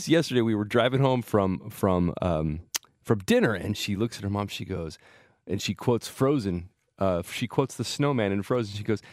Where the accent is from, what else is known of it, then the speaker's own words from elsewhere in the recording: Salinas, California, United States; Now, Steve, I grew up in Salinas